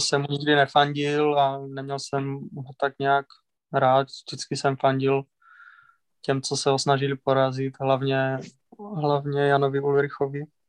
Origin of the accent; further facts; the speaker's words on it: Mohelnice, Olomouc Region, Czechia; jako malej, v parku v Mohelnici se vždycky každý rok pořádali pro děti, jakože závody